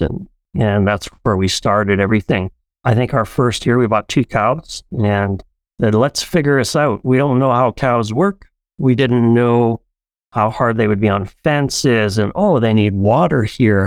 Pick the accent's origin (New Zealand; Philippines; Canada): Canada; Abbotsford, British Columbia; moved away as an adult; also born or lived in Paraguay; now in Alberta, Canada; we grew up in Abbotsford, BC, and my family all immigrated here from Paraguay, South America